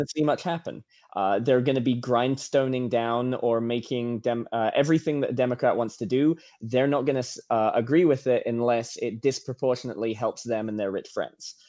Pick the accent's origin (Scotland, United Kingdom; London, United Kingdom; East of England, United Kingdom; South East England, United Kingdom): East of England, United Kingdom; Norfolk; moved away as an adult; now in United States; I'm I'm from England. I'm from uh, Norfolk, England. I left when I was like 19 or 20, and I've been here ever since